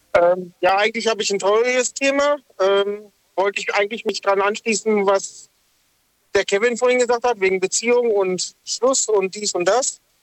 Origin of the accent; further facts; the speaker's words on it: Lünen, North Rhine-Westphalia, Germany; also born or lived in Dortmund; now in Sindelfingen, Germany; ich bin eigentlich aus Dortmund, mhm. also aus dem Ruhrpott. Ähm, bin in Lünen groß geworden